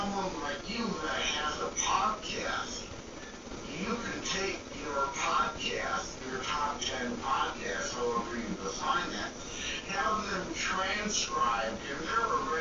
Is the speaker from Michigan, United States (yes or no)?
yes; Detroit, Michigan, United States; I'm from the Detroit, Michigan area